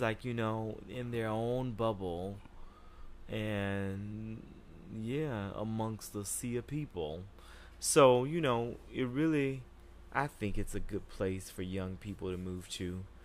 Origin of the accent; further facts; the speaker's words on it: Jacksonville, Florida, United States; moved away as an adult; now in New York City, United States; I grew up in Jacksonville, Florida